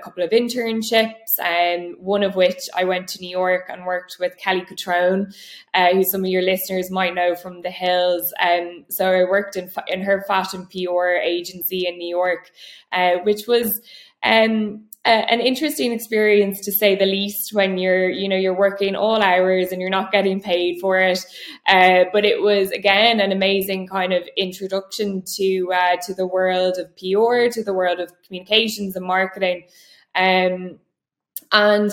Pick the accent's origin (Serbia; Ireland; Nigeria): Ireland; Dublin, Leinster; I grew up in Dublin, born and raised, and went to school and university here